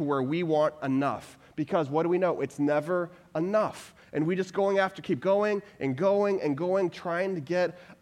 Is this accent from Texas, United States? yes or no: yes; Texas, United States; I'm originally from Texas